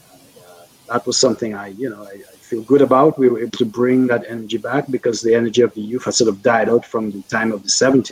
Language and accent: English; Roseau, Dominica; is a Dominican, born and raised pretty much for you know, most of my early days, formative years, in Dominica. I was born in Roseau